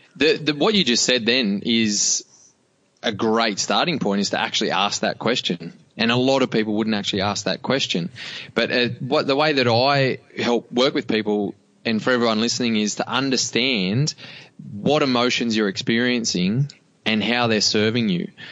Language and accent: English; Cobar, New South Wales, Australia; I grew up in Cobar in and small community